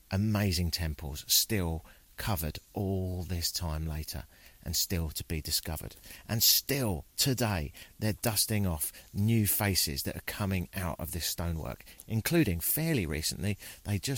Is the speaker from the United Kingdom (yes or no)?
yes; United Kingdom; I'm from Britain, so everything's the woods to me. But yeah, you don't see a lot of toucans in Britain or howler monkeys